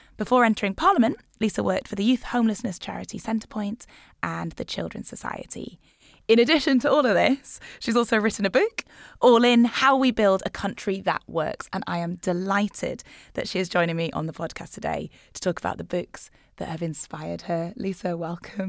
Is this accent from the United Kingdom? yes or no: yes; Newcastle upon Tyne, North East England, United Kingdom; I grew up in Newcastle